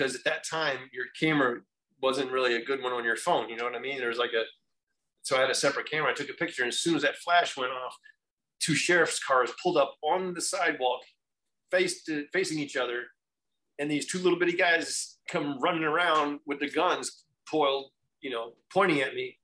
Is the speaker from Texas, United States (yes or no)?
no; Florida, United States; I grew up in Florida in a military background